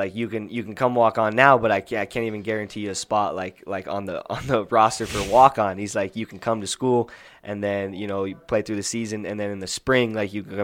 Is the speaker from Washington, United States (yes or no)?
yes; Moses Lake, Washington, United States; I grew up in Moses Lake, Washington, middle of the state